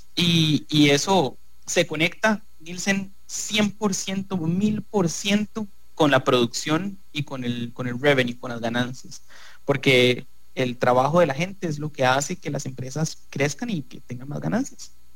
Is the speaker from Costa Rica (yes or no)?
yes; Costa Rica; nosotros como costarricenses